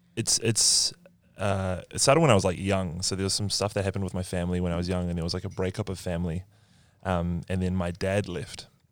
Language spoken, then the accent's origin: English; New Zealand; I'm from New Zealand